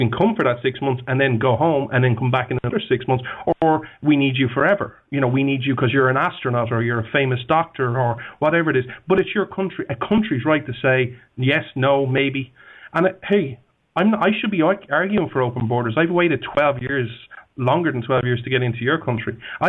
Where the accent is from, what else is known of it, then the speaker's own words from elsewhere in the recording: Ireland; Let's just use someone like me. I'm Irish.